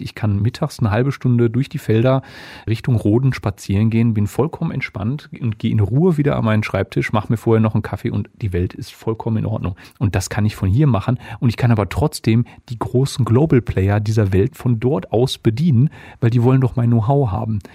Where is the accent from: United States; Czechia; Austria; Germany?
Germany; Essen, North Rhine-Westphalia; also born or lived in Dortmund; ich komme gebürtig gebürtig aus Essen, habe dann lange in Dortmund gewohnt und gearbeitet, also klassisch Großstadtjunge.